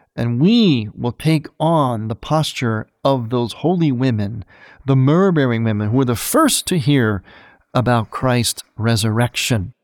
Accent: Cleveland, Ohio, United States; my hometown of Cleveland

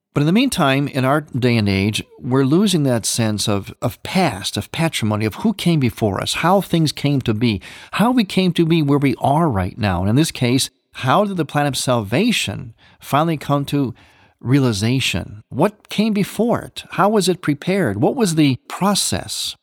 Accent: Cleveland, Ohio, United States; moved away; my hometown of Cleveland

